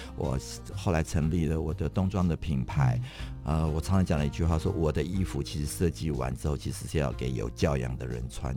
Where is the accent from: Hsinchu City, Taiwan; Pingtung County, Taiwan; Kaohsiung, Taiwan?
Hsinchu City, Taiwan; Hsinchu; moved away; also born or lived in Taipei; 我的老家其实在那嗯。个新竹城隍庙旁边有一个叫嗯。做十方里啊，它有一个嗯。 贞节牌坊，那个哦。是列为一级古迹的地方，我就在那边出生的